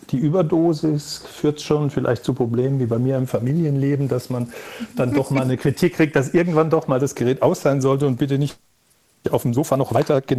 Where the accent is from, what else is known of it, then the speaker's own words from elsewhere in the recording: Walldorf, Baden-Württemberg, Germany; Ich stamme ja aus Waldorf, kenne mich da auch ein bisschen aus.